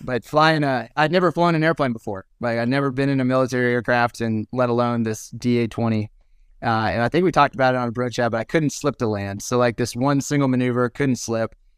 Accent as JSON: {"language": "English", "country": "United States", "said": "we as American fighter pilots"}